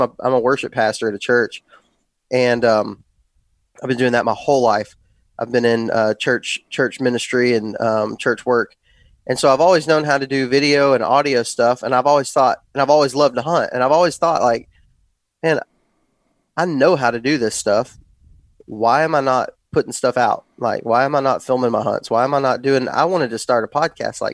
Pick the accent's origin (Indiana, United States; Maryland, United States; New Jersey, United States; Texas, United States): Texas, United States; West; moved away as an adult; now in Alabama, United States; I grew up in West Texas and grew up hunting that, kind of Texas scene